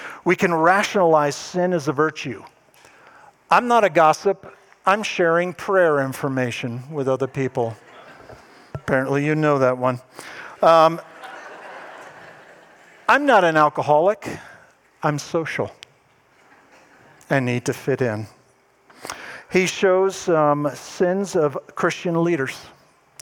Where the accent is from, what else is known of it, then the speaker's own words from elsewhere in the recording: East Coast, United States; moved away; I'm originally from the East Coast